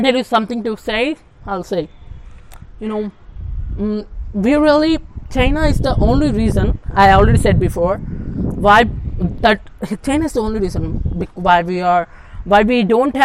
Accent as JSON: {"language": "English", "country": "India", "said": "How we Indians feel about Pakistan"}